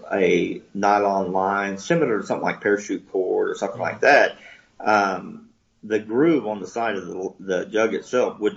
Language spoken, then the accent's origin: English; Oklahoma, United States; we we deep fat fry everything. I'm I'm from Oklahoma